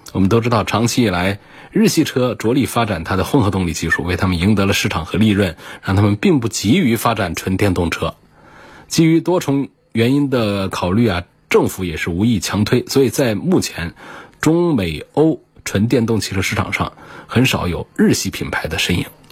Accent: China; 我们中国人

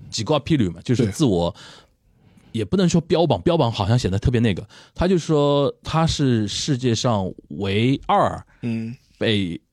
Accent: China; 作为中国人，我说作为中国人

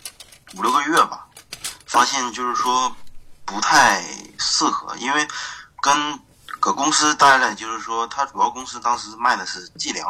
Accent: Tieling, Liaoning, China; accent: Northeastern (Dongbei); also born or lived in Dandong; now in Shenyang, China; 沈阳家是铁岭，但是我现在是

